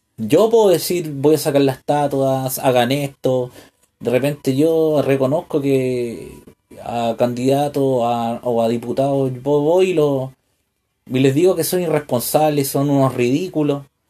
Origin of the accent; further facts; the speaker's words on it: Chile; como un, chileno